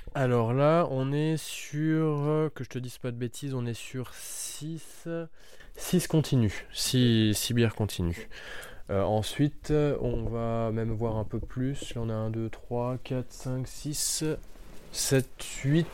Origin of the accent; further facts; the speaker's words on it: Schiltigheim, Grand Est, France; also born or lived in Jura / Poligny; je suis né à Strasbourg, à Schiltigheim, donc le quartier des brasseurs